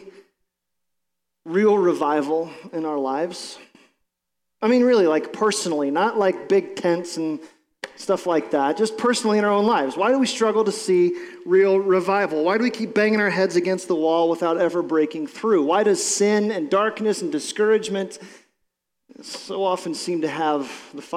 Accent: Ohio, United States; we're from Ohio

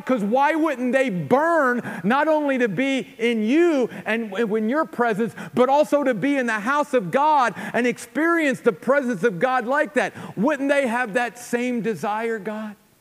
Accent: United States; especially as American Christians

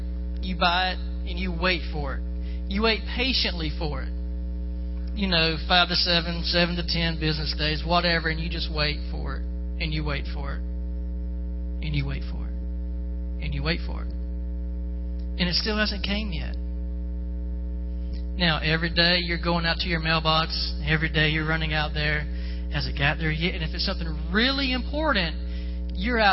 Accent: Florida, United States; moved away; I'm from Florida

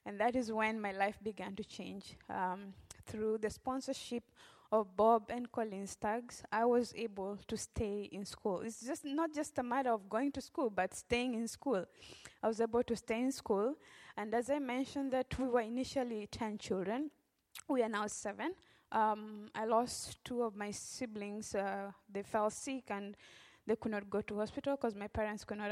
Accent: Western Kenya, Kenya; moved away as an adult; now in Memphis, United States; I grew up in Western Kenya

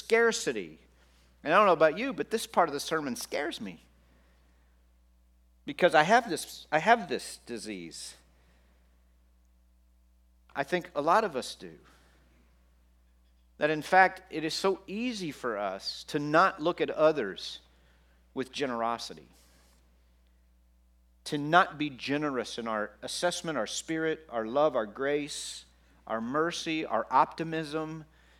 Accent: Texas, United States; I grew up in Texas

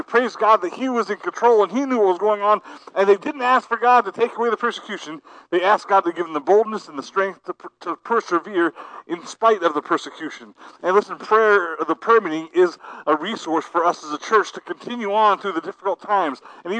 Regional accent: New Philadelphia, Ohio, United States; moved away; I am a result of my home church, New Philadelphia, Ohio, Calvary Baptist Church

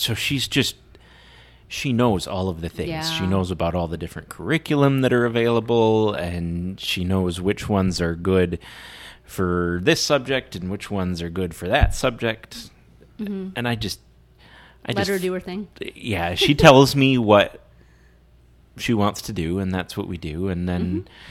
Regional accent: Muscatine, Iowa, United States; moved away as an adult; now in Brandon, United States; I grew up in Muscatine.

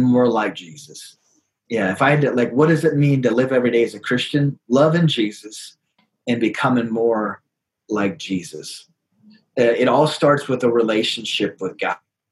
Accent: South Dakota, United States; also born or lived in Sioux Falls, South Dakota; I am born and raised in South Dakota, lived here my whole life with the exception of 3 years when I went to Kentucky to get my master's

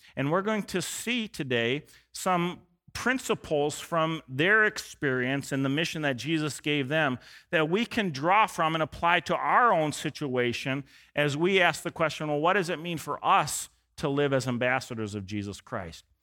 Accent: United States; I'm from America

